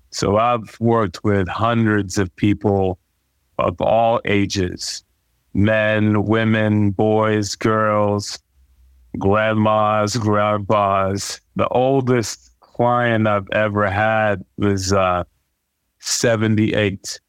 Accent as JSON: {"language": "English", "country": "Nigeria", "tie": "born or raised there", "said": "growing up in Nigeria"}